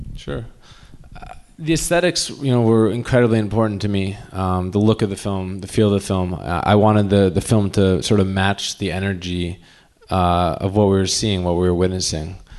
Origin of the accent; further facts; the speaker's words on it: United States; we're from the States